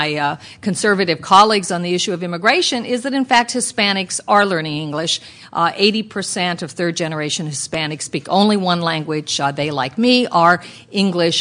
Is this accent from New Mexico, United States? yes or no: yes; New Mexico, United States; my home state of New Mexico